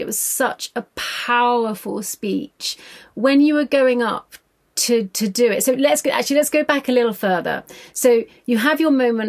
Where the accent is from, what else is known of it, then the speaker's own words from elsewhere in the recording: Ireland; my experience being from an Irish working class background